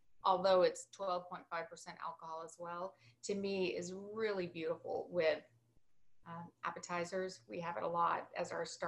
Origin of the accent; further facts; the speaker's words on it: Alpine, Texas, United States; Joe and I grew up in a small town called Alpine. It's in West Texas, it's a town of 5,000 people